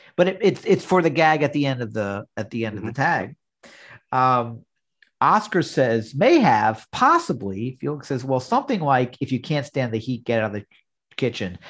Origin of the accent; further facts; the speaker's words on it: New York, United States; growing up in New York in the '70s